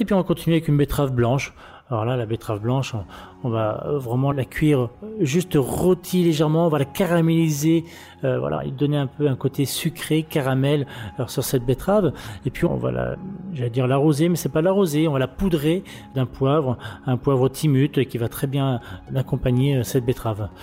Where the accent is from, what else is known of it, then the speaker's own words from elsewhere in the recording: Le Mans, Pays de la Loire, France; moved away as an adult; now in Reims, France; je suis de la Sarthe, hein, du Mans